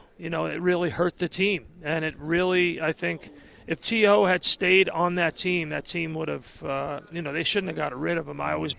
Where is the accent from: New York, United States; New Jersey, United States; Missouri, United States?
New York, United States; moved away as an adult; also born or lived in Hawaii / South Jersey; now in Philadelphia area, United States; I moved from New York, so I'm a New Yorker. But I was stationed in the Navy in Hawaii, my last duty station. And then we moved to the Philadelphia area. So I've been there for a long time. We raised our kids there.